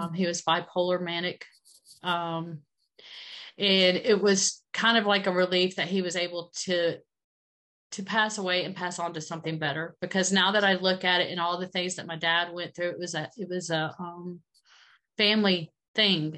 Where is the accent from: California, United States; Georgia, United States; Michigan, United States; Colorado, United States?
Georgia, United States; I grew up in Georgia.